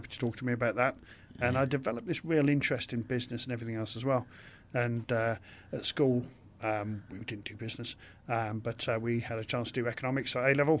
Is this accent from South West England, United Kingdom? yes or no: no; King's Lynn, East of England, United Kingdom; I was brought up in King's Lynn in Norfolk